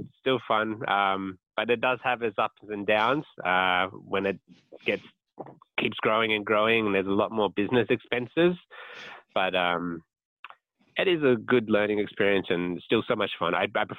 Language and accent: English; Sydney, New South Wales, Australia; moved away as an adult; now in Japan; I am from Sydney originally